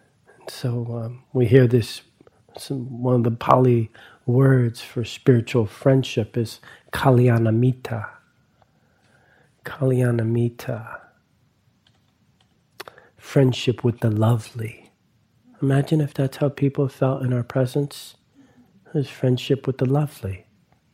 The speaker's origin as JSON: {"language": "English", "region": "East Coast", "country": "United States", "tie": "born or raised there", "moved": "yes", "said": "growing up on the East Coast around a lot of Italians and a lot of Catholicism"}